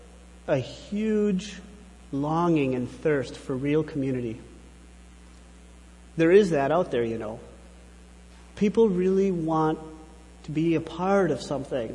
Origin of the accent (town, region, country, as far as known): United States